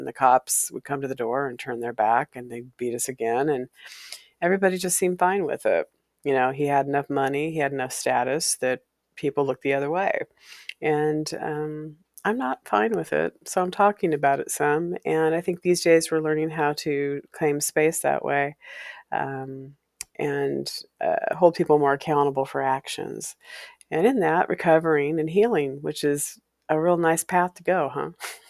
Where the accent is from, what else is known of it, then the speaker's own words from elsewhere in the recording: Walla Walla, Washington, United States; the house on Valencia Street is a place I grew up in Walla Walla.